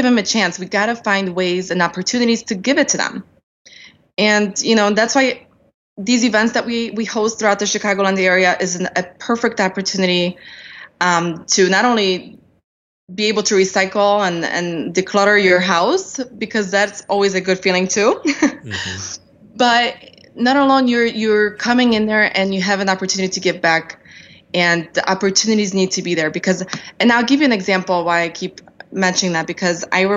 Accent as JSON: {"language": "English", "country": "Poland", "tie": "born or raised there", "moved": "yes", "lives_now": "United States", "said": "I'm an immigrant. I came here from, I was born in Poland."}